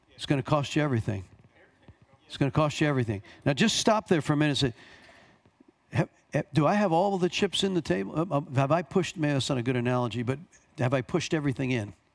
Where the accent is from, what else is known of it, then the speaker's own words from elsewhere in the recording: Long Island, New York, United States; also born or lived in Bronx, New York; I was born here, grew up on Long Island, but I went to school for four years in the Bronx